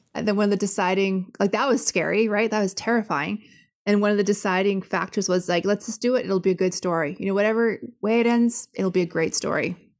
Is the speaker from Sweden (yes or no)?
no; Canada; I'm Canadian and say sorry all the time